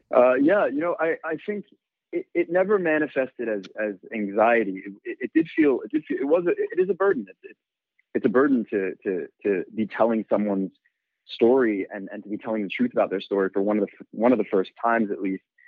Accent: New York City, New York, United States; I'm born and raised in New York. I grew up in in Bed-Stuy in Brooklyn.

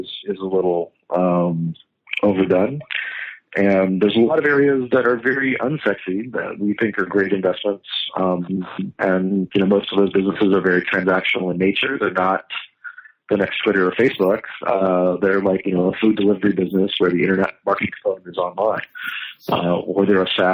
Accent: West Virginia, United States; I grew up in West Virginia

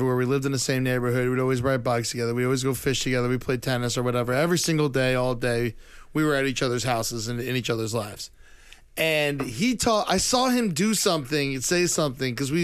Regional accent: Boca Raton, Florida, United States; growing up in Boca Raton, we were the family that went poor trying to live in one of the richest neighborhoods in the country.

